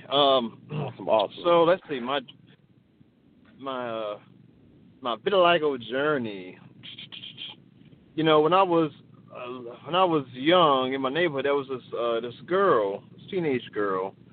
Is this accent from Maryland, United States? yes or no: yes; Baltimore, Maryland, United States; Uh, I live in um, I'm from Baltimore, Maryland